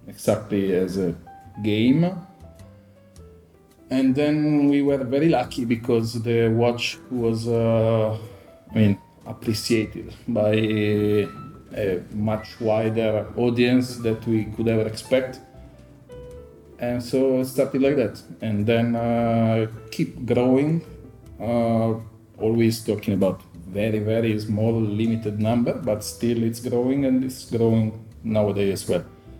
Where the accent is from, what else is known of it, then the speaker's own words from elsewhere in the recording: Chiavenna, Lombardy, Italy; moved away as an adult; now in Milan, Italy; I'm from Chiavenna. I live in Milano since the university here.